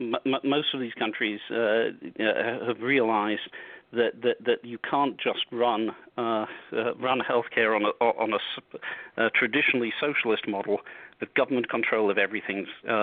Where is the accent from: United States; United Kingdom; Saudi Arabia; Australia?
United Kingdom; moved away; I grew up in Britain when it was a democratic socialist country.